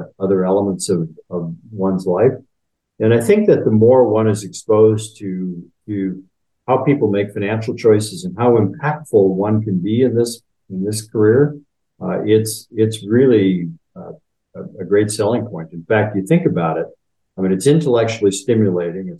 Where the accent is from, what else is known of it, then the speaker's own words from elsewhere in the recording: Upper Peninsula of Michigan, United States; I grew up in the Upper Peninsula of Michigan